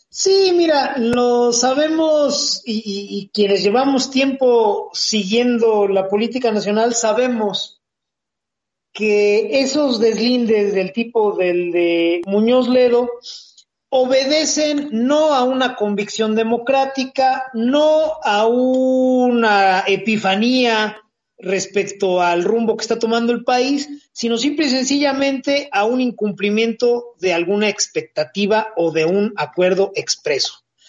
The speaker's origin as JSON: {"language": "Spanish", "country": "Mexico", "said": "nosotros como, eh, sociedad, como mexicanos de a pie"}